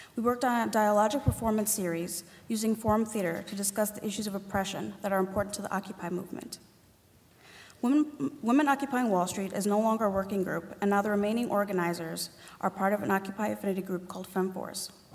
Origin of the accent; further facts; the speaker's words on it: New York City, New York, United States; I grew up in Spanish Harlem with a single mother and older sister